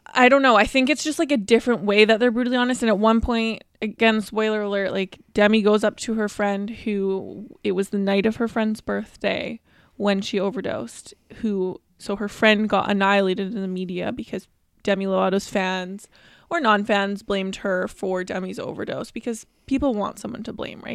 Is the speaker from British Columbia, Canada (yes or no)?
yes; Vancouver, British Columbia, Canada; We are from Vancouver, B C, Canada